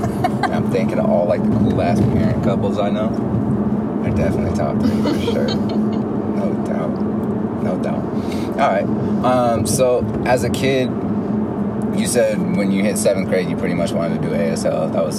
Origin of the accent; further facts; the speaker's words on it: United States; hey, I'm American, adapt to me, what up?